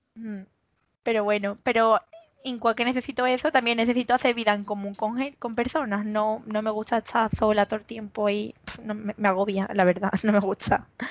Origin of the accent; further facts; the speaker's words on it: Los Palacios y Villafranca, Andalusia, Spain; soy de Los Palacios, que es un pueblo que está aquí en Sevilla. Soy de aquí y vivo aquí, vamos, que nunca me he movido de aquí